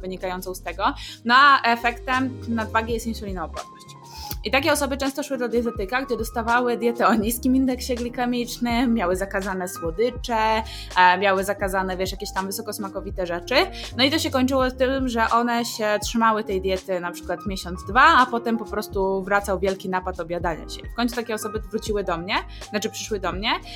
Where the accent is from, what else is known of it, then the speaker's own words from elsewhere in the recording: Hrubieszów, Lublin Voivodeship, Poland; pochodzimy z Churbieszowa